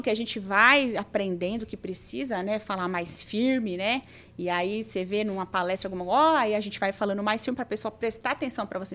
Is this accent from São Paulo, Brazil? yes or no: yes; Osasco, São Paulo, Brazil; moved away as an adult; now in São José do Rio Preto, Brazil; Sou de Osasco, São Paulo. Eu tô aqui em Rio Preto há 12 anos já